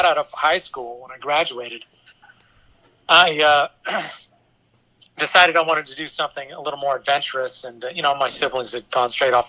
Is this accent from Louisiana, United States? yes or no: yes; Houma, Louisiana, United States; moved away; also born or lived in Baton Rouge; I'm from Houma